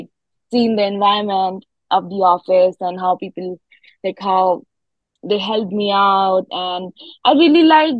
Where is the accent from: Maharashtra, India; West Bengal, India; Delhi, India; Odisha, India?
Delhi, India; New Delhi; moved away as an adult; now in Maryville, United States; I'm from like a city. I'm from New Delhi